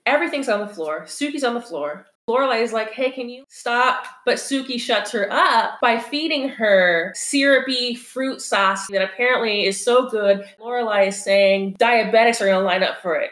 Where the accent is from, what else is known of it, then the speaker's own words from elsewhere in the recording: California, United States; now in Chicago, United States; I'm one of those people who is from California and constantly brings up that they're from California